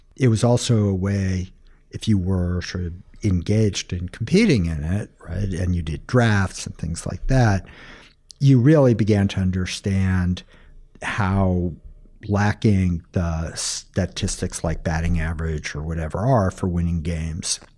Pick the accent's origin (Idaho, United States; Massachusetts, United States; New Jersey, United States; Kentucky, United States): Massachusetts, United States; outside of Boston; Outside of Boston, Massachusetts